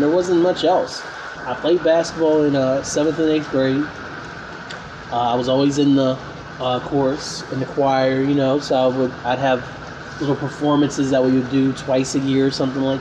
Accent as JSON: {"language": "English", "town": "Winchester", "region": "Virginia", "country": "United States", "tie": "born or raised there", "said": "I was born in Winchester, Virginia. It's a city, but it wasn't the city, you know, it wasn't the mean streets, nothing like that. Had a great childhood"}